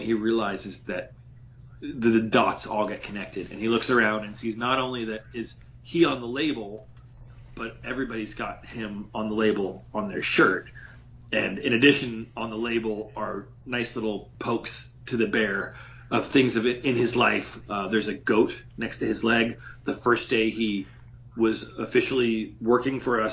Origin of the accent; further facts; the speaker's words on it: Bay Area, California, United States; growing up in California, there were always people selling oranges by the freeway. Not so much where I lived, because I was more in the Bay Area